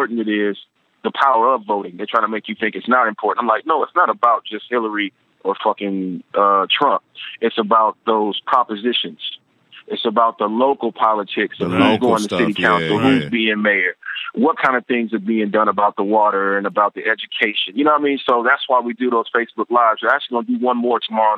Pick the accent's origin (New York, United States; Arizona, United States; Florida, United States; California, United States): California, United States; Compton; also born or lived in Carson, California; I grew up in Compton before. So I spent most of my life in Compton